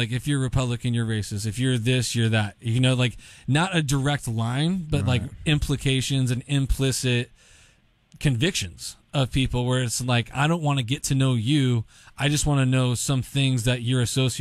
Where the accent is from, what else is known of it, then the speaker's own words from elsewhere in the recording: Long Beach, California, United States; I grew up in Long Beach, born and raised in Long Beach